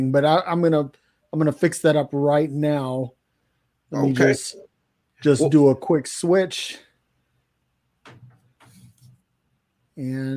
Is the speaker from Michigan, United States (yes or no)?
yes; Detroit, Michigan, United States; I grew up in Detroit